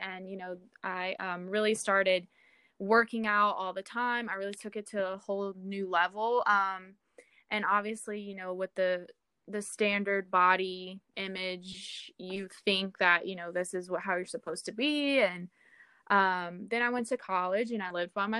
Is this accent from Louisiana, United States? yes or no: yes; Baton Rouge, Louisiana, United States; moved away as an adult; now in San Francisco, United States; I'm actually from Louisiana, the Baton Rouge area. I moved out to San Francisco about 2 years ago